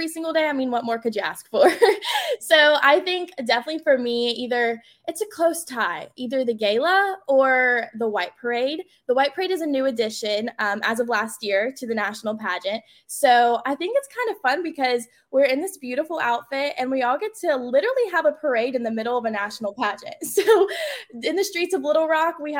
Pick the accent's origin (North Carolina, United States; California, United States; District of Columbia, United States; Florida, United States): North Carolina, United States; it's such an honor to represent my home state this year at nationals